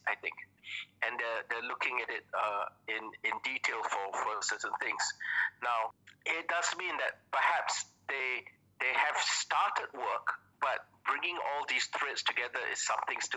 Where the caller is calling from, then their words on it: Kuching, Sarawak, Malaysia; I'm calling from Kuching today.